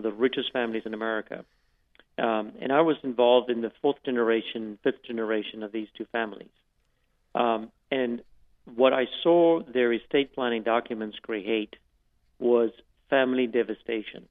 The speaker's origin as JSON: {"language": "English", "country": "South Africa", "tie": "born or raised there", "moved": "yes", "lives_now": "United States", "said": "growing up in South Africa"}